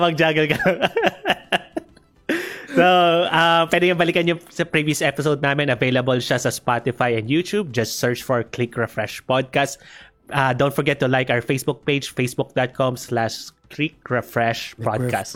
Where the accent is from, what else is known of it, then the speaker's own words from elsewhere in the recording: Philippines; na Asian ako, na Pilipino ako